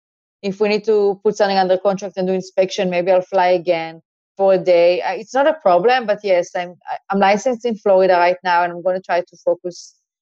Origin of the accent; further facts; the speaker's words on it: Eilat, Southern District, Israel; accent: Israeli; English is a second language; moved away as an adult; now in Miami, United States; I grew up in a small town. It's called Eilat.